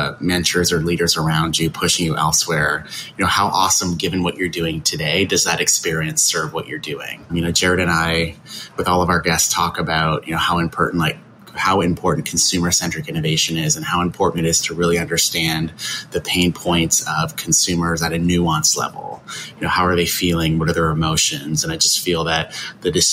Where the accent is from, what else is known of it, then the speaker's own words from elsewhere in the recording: Canada; now in United States; Me being the Canadian on the team